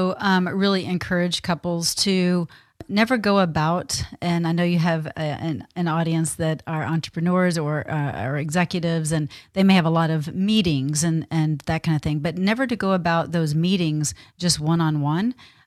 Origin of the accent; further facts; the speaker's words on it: Texas, United States; I mean, I was brought up in the South. I was brought up in Texas.